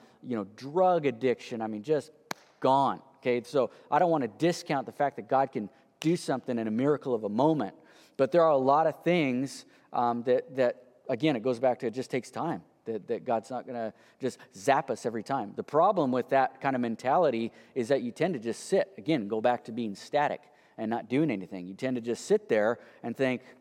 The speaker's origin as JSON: {"language": "English", "country": "United States", "said": "the American, you know, entrepreneurial people we are"}